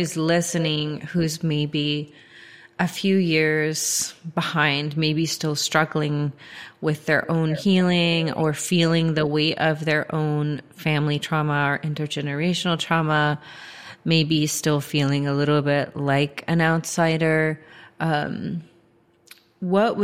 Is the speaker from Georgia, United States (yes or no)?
yes; Georgia, United States; growing up in Georgia